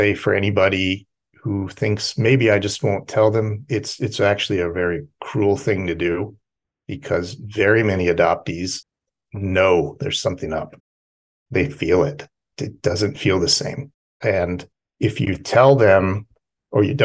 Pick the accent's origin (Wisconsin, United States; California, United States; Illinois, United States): California, United States; near San Diego; moved away; I was raised near San Diego and lived 37 years in California